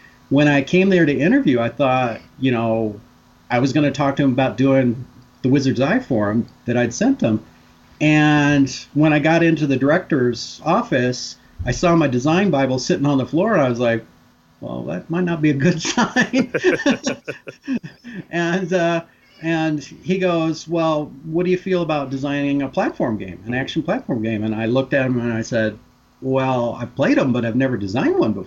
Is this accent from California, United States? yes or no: yes; Big Bear Lake, California, United States; I grew up in my hometown is Big Bear Lake, California